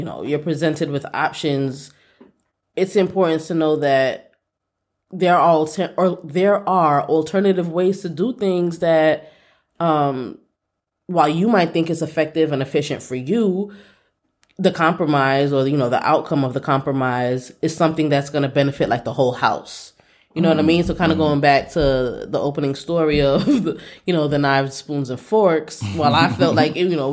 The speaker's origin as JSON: {"language": "English", "town": "New York City", "region": "New York", "country": "United States", "tie": "born or raised there", "said": "Growing up in Brooklyn, you know, just taking transit, buses and trains everywhere"}